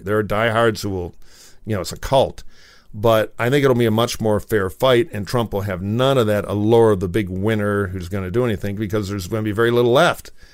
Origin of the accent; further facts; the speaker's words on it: Detroit, Michigan, United States; now in Los Angeles, United States; in Michigan where I grew up around Detroit